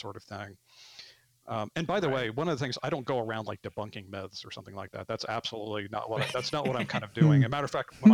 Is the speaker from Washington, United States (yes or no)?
no; Arkansas, United States; moved away as an adult; also born or lived in Bloomington, Indiana; I grew up in Arkansas and moved away for a long time and came back